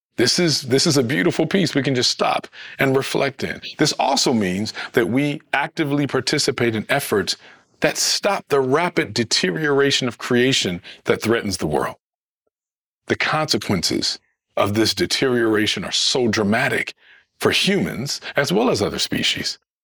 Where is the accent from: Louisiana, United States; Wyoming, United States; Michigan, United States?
Michigan, United States; Detroit; I'm from Michigan, from Detroit